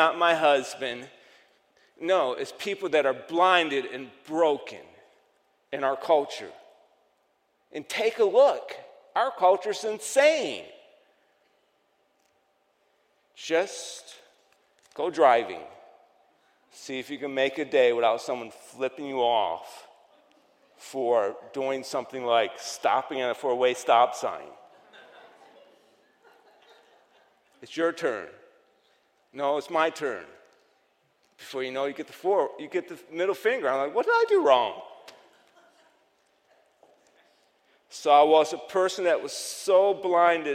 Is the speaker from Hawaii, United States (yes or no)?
no; New York, United States; accent: Yankee accent from New York; my Yankee accent from New York